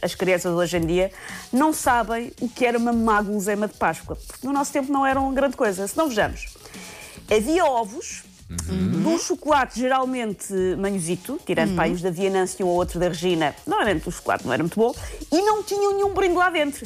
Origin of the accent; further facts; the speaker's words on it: Portugal; como boa tuga